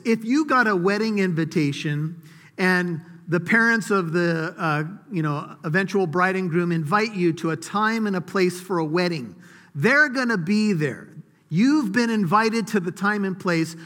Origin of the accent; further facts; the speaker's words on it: United States; us as American citizens